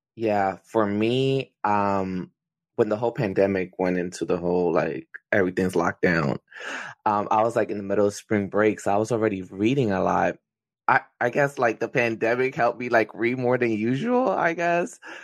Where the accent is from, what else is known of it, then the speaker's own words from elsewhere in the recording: Philadelphia, Pennsylvania, United States; I am from Philadelphia, um, so I'm in the Philly area.